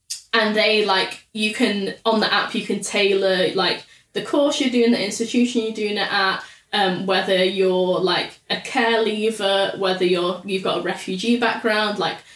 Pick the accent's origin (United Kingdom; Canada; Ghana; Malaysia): United Kingdom; Salford, North West England; I'm from Salford.